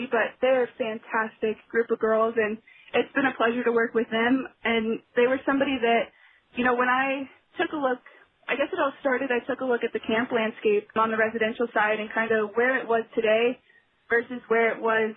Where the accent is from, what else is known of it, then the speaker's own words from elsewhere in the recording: Kansas City, United States; I actually grew up in Kansas City